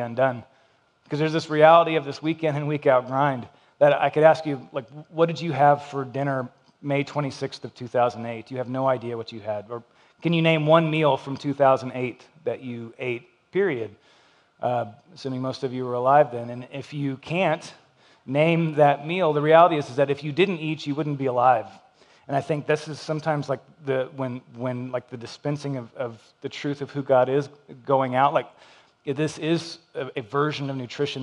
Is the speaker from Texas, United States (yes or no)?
yes; Lubbock, Texas, United States; moved away as an adult; I grew up in Lubbock, Texas. I got here 19 years ago